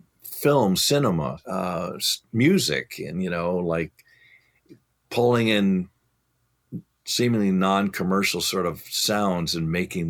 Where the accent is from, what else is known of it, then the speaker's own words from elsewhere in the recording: Chicago, Illinois, United States; moved away; I grew up in Chicago.